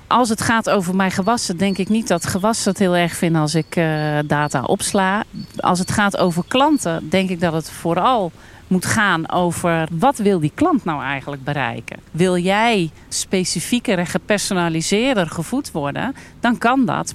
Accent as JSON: {"language": "Dutch", "town": "Almkerk", "region": "North Brabant", "country": "Netherlands", "said": "Ik kom uit Almkerk"}